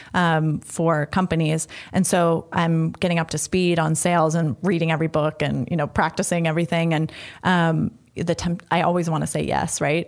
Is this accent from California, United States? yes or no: yes; San Francisco, California, United States; moved away as an adult; also born or lived in Boston; now in Washington, D.C., United States; I'm from San Francisco